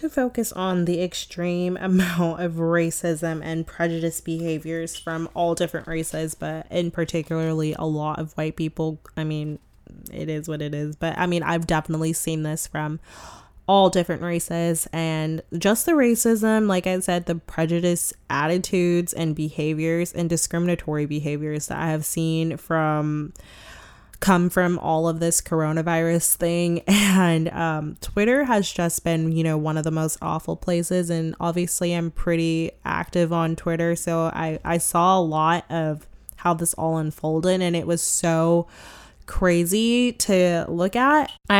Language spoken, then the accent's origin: English; United States; I mean, we're all American, so we all kind of have our own little like American ways.